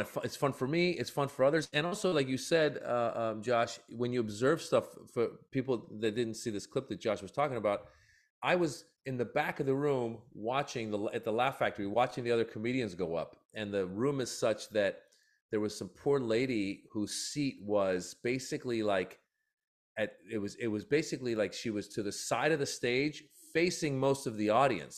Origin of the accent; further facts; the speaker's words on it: Iran; now in United States; I was born in Iran